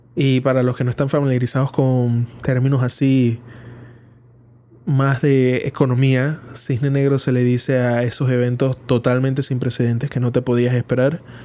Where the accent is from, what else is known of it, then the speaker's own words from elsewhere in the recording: Panama; aquí en Panamá, que es donde es mi país